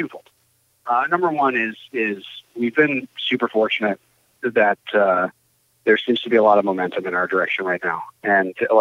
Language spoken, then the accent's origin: English; Ann Arbor, Michigan, United States; I grew up in Ann Arbor, Michigan